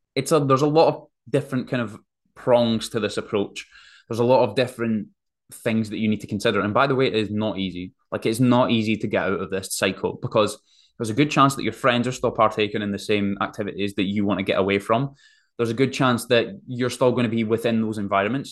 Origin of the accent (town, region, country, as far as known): Forfar, Scotland, United Kingdom; also born or lived in Sydney, Australia